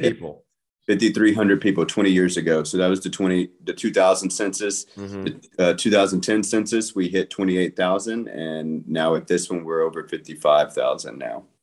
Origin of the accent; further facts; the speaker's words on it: Conroe, Texas, United States; also born or lived in Austin, Texas / San Marcos, Texas; now in Kyle, United States; I'm originally from the Houston area, Conroe